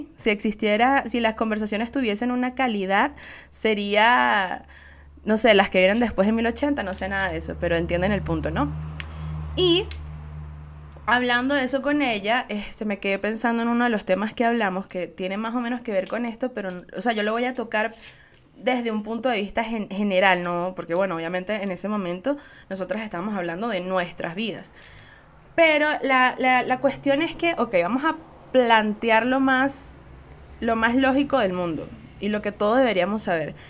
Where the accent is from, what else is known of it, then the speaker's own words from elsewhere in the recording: Venezuela; Soy una jeva de Venezuela